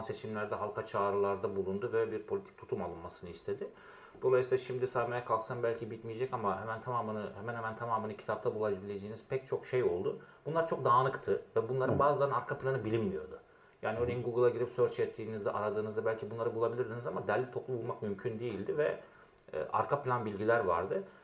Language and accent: Turkish; Diyarbakır, Diyarbakır Province, Turkey; moved away as an adult; also born or lived in Izmir / Istanbul; Diyarbakır'da doğdum, büyüdüm.